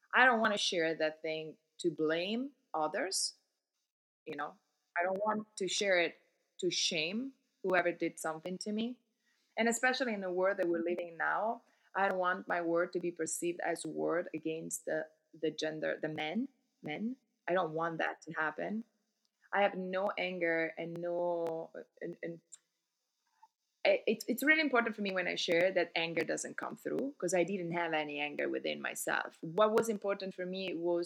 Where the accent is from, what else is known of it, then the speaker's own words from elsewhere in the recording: Milan, Lombardy, Italy; English is a second language; moved away as an adult; also born or lived in New York City, United States; now in New Jersey, United States; I'm originally from Italy. I grew up in Milano.